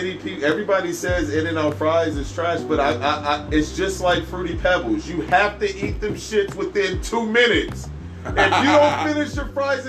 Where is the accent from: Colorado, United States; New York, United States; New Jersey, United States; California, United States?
California, United States; I'm from California